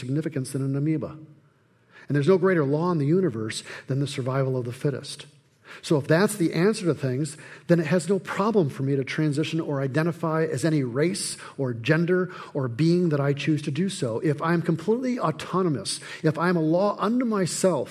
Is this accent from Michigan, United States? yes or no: yes; Flint, Michigan, United States; Growing up in Flint